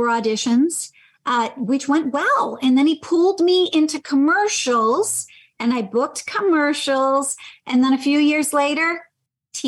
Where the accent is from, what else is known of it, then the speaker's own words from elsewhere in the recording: Michigan, United States; moved away; I'm from Michigan